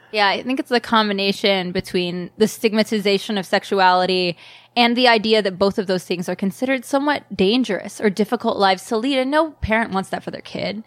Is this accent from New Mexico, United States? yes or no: no; South Carolina, United States; moved away as an adult; also born or lived in New York; now in Los Angeles, United States; I grew up in South Carolina